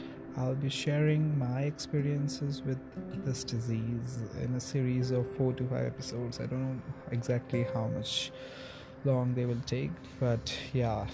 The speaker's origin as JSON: {"language": "English", "country": "India", "also_born_or_lived": "New Delhi", "said": "I am an Indian and I stay in New Delhi"}